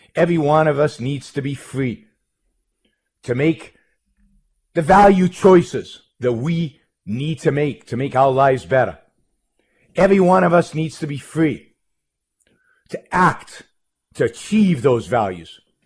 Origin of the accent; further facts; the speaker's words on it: Israel; moved away as an adult; I was born in Israel, born in Israel, raised in Israel, lived most of my early life in Israel